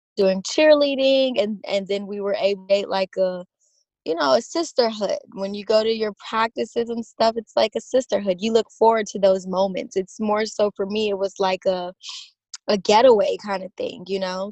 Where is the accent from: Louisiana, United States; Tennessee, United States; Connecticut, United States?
Louisiana, United States; Baton Rouge; I was born on September 25th, 1996, in Baton Rouge, Louisiana